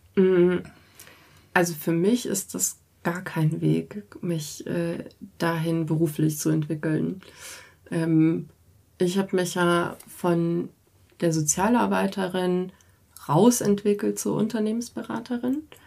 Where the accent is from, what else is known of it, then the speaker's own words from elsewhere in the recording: Munich, Bavaria, Germany; Ich bin auch äh, einfach Münchner Kindel und komme aus einer, äh, aus einer mehrgenerationellen Münchner Familie und so. Das ist einfach meine Heimat.